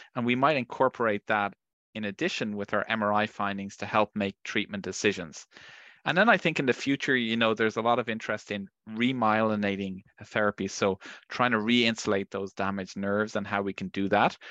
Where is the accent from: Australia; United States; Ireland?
Ireland; I'm from Ireland